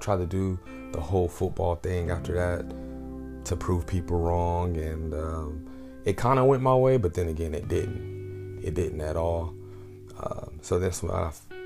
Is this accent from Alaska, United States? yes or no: no; Oklahoma, United States; also born or lived in Enid, Oklahoma / Altus, Oklahoma / Frederick, Oklahoma / Lawton, Oklahoma; I was born in Enid, Oklahoma.